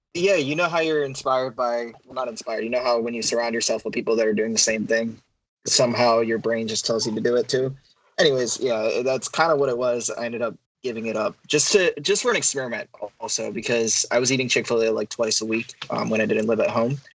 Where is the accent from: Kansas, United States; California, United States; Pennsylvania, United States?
Pennsylvania, United States; Philadelphia; I'm from Philadelphia, uh, just outside of Philadelphia. Born and raised in Pennsylvania.